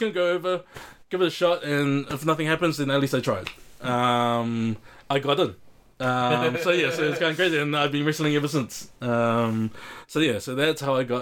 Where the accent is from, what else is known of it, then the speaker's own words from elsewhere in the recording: Auckland, New Zealand; born and raised in South Auckland